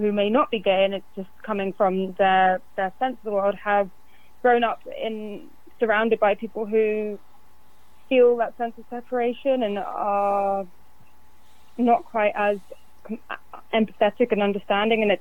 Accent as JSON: {"language": "English", "region": "London", "country": "United Kingdom", "tie": "born or raised there", "also_born_or_lived": "West Hollywood", "moved": "yes", "said": "I grew, I grew up in London."}